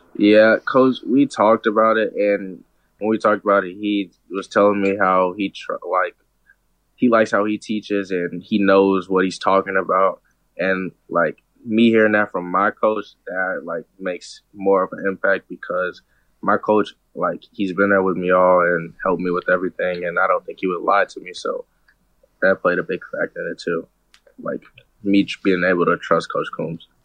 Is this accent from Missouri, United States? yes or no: yes; St. Louis, Missouri, United States; a lot of people from my hometown like go there for college